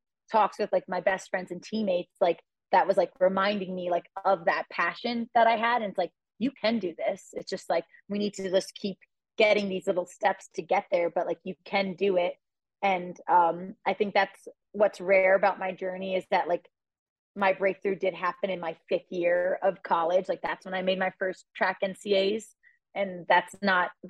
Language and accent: English; United States; now in Boulder, United States; It's 15 minutes from my hometown